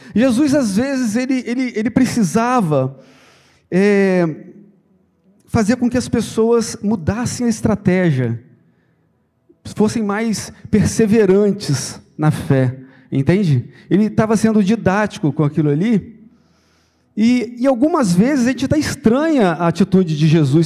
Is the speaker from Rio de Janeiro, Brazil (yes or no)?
yes; Santo Antônio de Pádua / Miracema area, Rio de Janeiro, Brazil; now in Cabo Frio, Brazil; lá do interior, lá, um, um, exemplo lá de onde eu sou, de Pádua, Miracema, aquela região lá